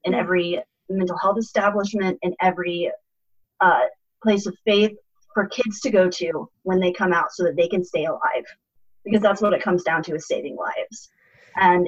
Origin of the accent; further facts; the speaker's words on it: Missouri, United States; I am a Midwesterner at not just at heart, but for life. I've lived in Missouri my whole life. And, you know, growing up in a rural community